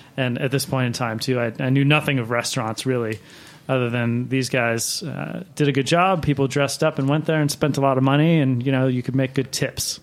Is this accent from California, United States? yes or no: no; Baltimore, Maryland, United States; now in New York, United States; I was working at a, a steakhouse in Maryland, um, where I grew up in Baltimore